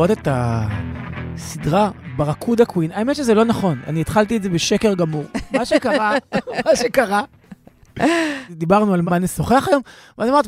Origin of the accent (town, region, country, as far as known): Sweden; born or raised there